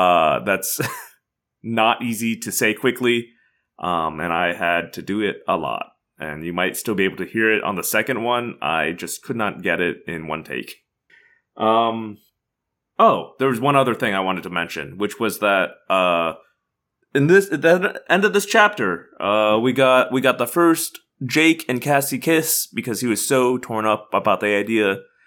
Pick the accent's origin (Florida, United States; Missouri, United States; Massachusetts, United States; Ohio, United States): Missouri, United States; I grew up in Missouri, swimming in backcountry rivers